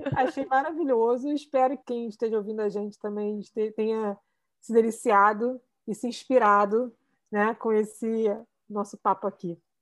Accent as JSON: {"language": "Portuguese", "region": "Rio de Janeiro", "country": "Brazil", "said": "eu tô aqui, eu nunca saí do Rio de Janeiro"}